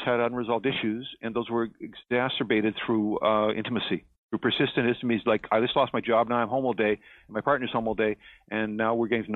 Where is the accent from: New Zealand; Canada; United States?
Canada; I'm here in Canada. I'm a Canadian.